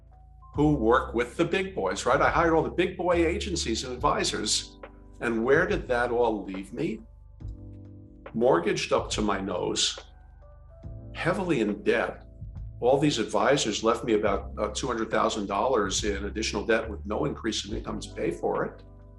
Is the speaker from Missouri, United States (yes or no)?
no; New Jersey, United States; I'm from New Jersey, man, look out.